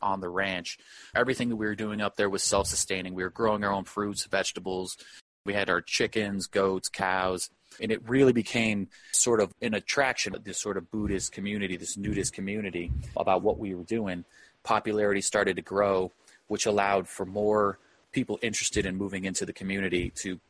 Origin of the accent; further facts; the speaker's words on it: San Diego, California, United States; now in Boulder Creek, United States; I grew up in Southern California, was a surfer, grew up down near San Diego